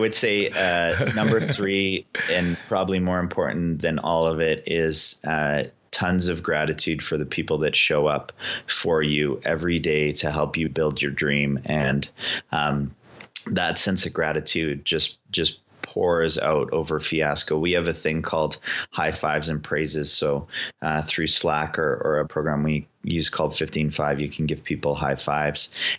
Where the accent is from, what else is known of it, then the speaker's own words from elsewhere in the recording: Canada; And for us to proudly say that we are Canadian and work diligently to represent Canada, pretty cool.